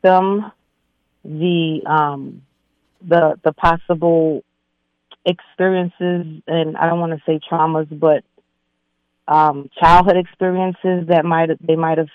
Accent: New York City, New York, United States; I grew up in Brooklyn, New York, Crown Heights, and growing up in that community

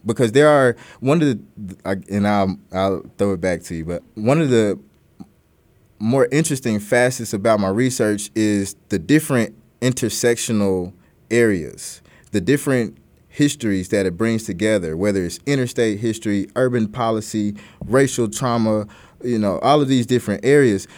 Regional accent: Little Rock, Arkansas, United States; growing up in Little Rock, particularly as a black person or a person of color

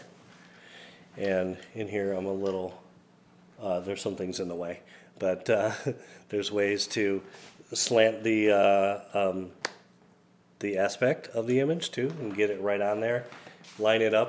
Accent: Belvidere, Illinois, United States; I'm from Belvedere

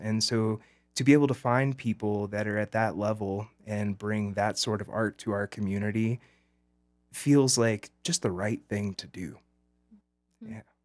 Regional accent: Birmingham, Alabama, United States; now in Montrose, United States; I grew up in Alabama, right outside of Birmingham

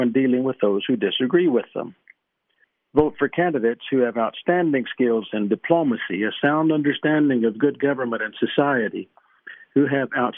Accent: East Texas, United States; I grew up in East Texas

